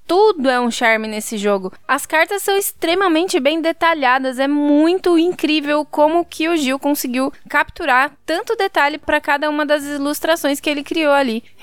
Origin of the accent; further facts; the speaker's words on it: Brazil; Que sorte a é minha que eu sou brasileira, viu?